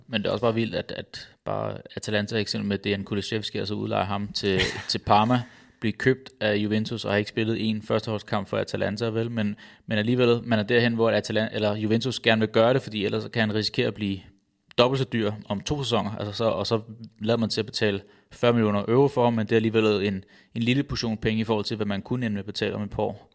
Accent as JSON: {"language": "Danish", "town": "Roskilde", "region": "Zealand", "country": "Denmark", "tie": "born or raised there", "said": "jeg er født og opvokset i Roskilde"}